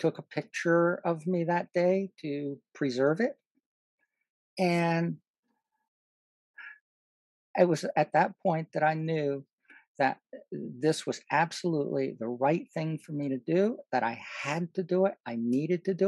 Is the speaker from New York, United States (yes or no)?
yes; New York, United States; I grew up in New York. When I was even in college in New York